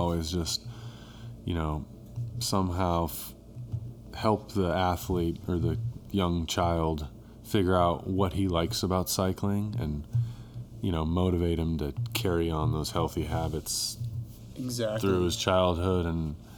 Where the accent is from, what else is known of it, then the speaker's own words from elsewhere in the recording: Bend, Oregon, United States; moved away as an adult; now in Durango, United States; I'm from Bend, Oregon.